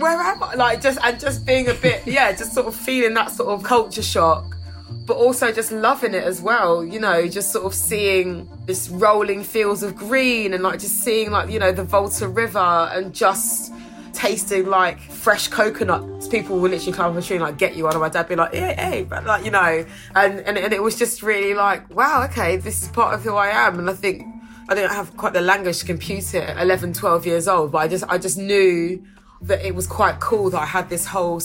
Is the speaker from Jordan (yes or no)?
no; United Kingdom; I was brought up in the UK, I feel as Ghanaian as I do British